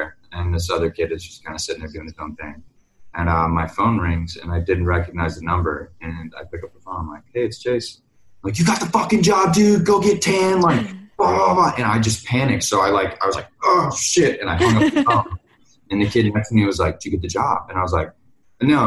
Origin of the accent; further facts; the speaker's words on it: Orlando, Florida, United States; I grew up in Orlando